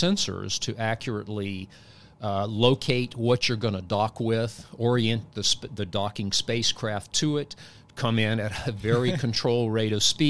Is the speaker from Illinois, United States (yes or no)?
no; Tunica, Lula, Rich area, Mississippi, United States; moved away as an adult; also born or lived in Clarksdale, Mississippi / Austin, Texas / Washington State; now in Huntsville, United States; I was born and raised in Mississippi, born in Clarksdale, Mississippi, grew up in the Tunica, Lula Rich area.